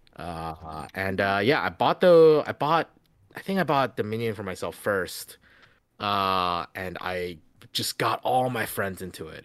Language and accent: English; Louisiana, United States; born or raised there; also born or lived in China